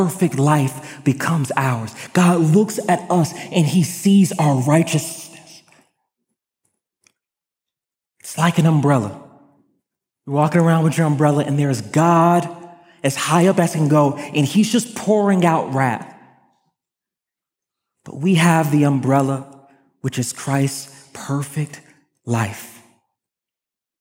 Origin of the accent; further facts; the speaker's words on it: Broward County, South Florida, United States; I grew up in Broward County, South Florida